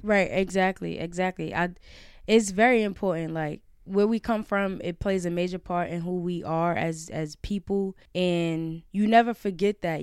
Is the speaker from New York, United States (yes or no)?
yes; New York City, New York, United States; I'm from Brownsville